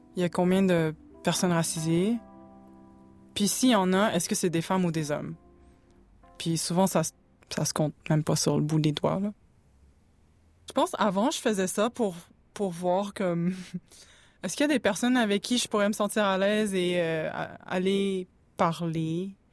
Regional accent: Montreal, Quebec, Canada; je suis née à Montréal

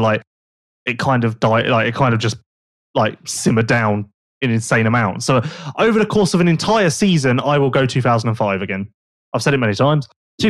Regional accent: West Sussex, South East England, United Kingdom; I'm from West Sussex.

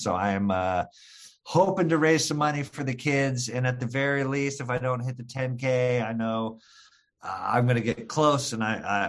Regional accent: Michigan, United States; Well, I'm originally from Michigan.

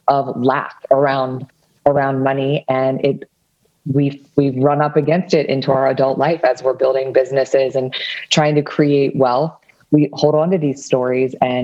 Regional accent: Washington, District of Columbia, United States; I am from the Washington, D.C. area

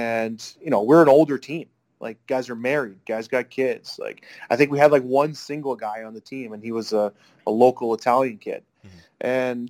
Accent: Canada

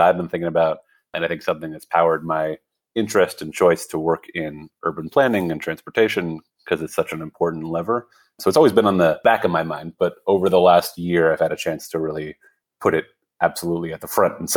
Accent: Montreal, Quebec, Canada; So, you know, I grew up in Montreal, and my dad is Dutch.

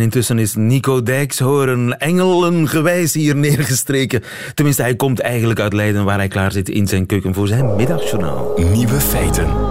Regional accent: Flanders, Belgium; wij als Vlamingen

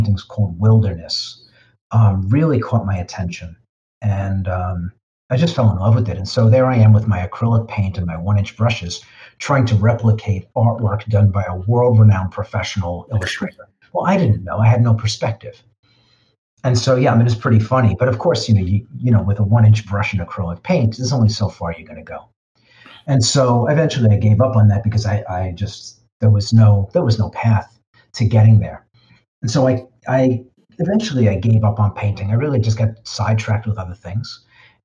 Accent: New York City, New York, United States; I grew up in the Bronx

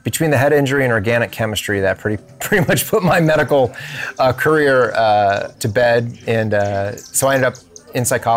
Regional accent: outside of Boston, Massachusetts, United States; moved away as an adult; also born or lived in Connecticut / Orlando, Florida; I grew up mostly outside of Boston

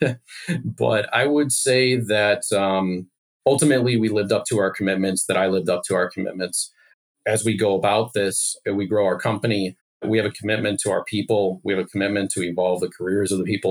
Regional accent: Chicago, Illinois, United States; also born or lived in Hickory, Kentucky; I grew up in the suburbs of Chicago

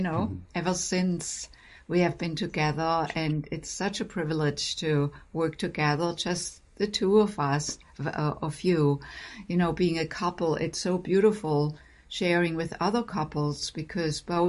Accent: Germany; moved away as an adult; also born or lived in Boston; now in United States; I grew up in Germany

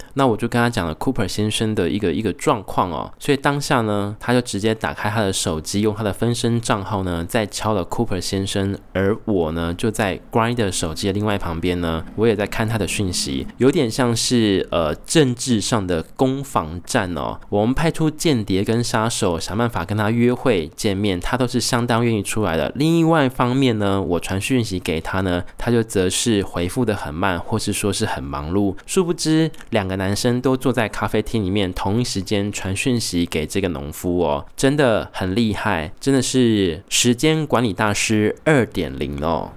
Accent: Taiwan; 我自己身为台湾人，我其实感受到我自己身为台湾人，我希望我珍惜我是 台湾的公民的这个身份

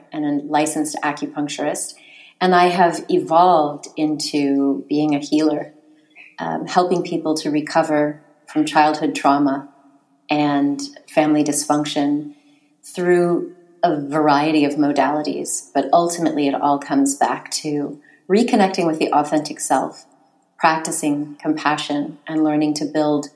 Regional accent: United States; I grew up in the United States

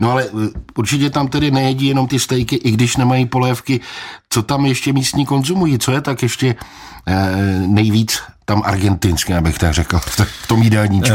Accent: Czechia; jako správný Čech

